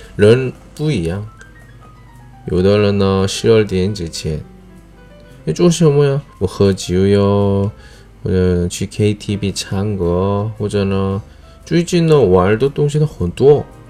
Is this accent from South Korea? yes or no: yes; South Korea; 我是来自韩国外教